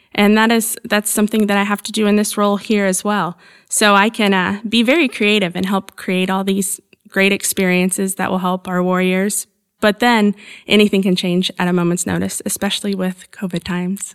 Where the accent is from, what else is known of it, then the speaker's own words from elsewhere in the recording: Evansville, Indiana, United States; I was born and raised in Southern Indiana. I'm near Evansville, so right on the Kentucky, Illinois border of Indiana